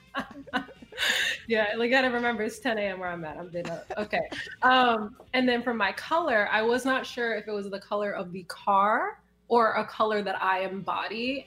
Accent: Chicago, Illinois, United States; also born or lived in New York City area; now in New York City, United States; I am originally from Chicago, currently living in the New York City area

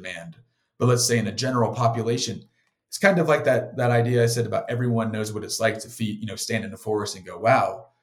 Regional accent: South Carolina, United States; I grew up on the beach in South Carolina

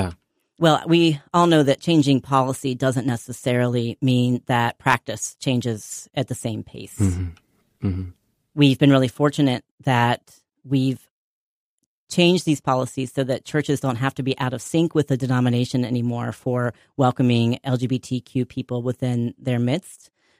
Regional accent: North Carolina, United States; I grew up deeply Presbyterian in North Carolina. My family moved around a lot to different cities growing up, but we always ended up at a First Presbyterian church

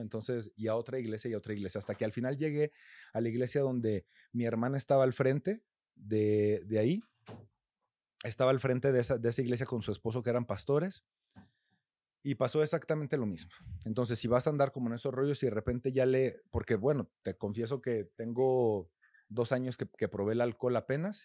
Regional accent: a rural community in Coahuila, Mexico; now in Mexico City, Mexico; yo no soy de aquí de Ciudad de México, soy de una comunidad rural en Coahuila

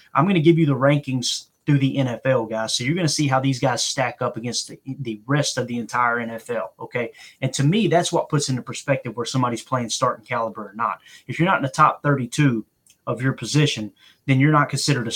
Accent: Kentucky, United States; I'm from Kentucky

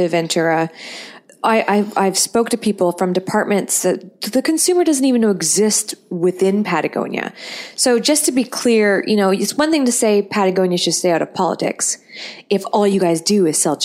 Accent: Canada; I'm a Canadian fisherwoman.

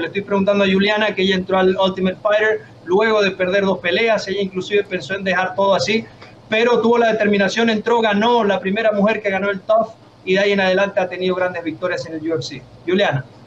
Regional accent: Venezuela; yo, soy de Venezuela también

